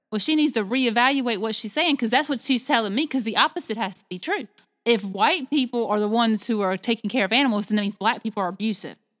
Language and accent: English; the South, United States; I was raised in the South